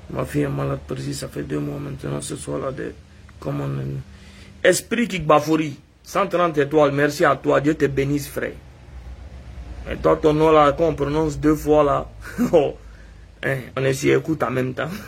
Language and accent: French; Guinea; Je suis guinéen, je vis là-bas.